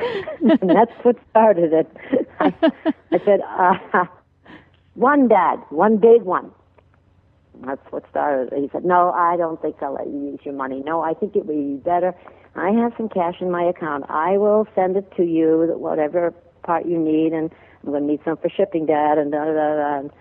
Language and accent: English; Rhode Island, United States; I grew up in Rhode Island.